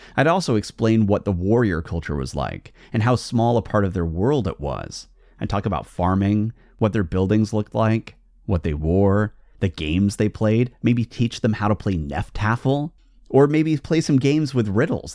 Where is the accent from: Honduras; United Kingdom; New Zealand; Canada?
United Kingdom; now in Portland, United States; I'm not a U S citizen, I'm actually a British citizen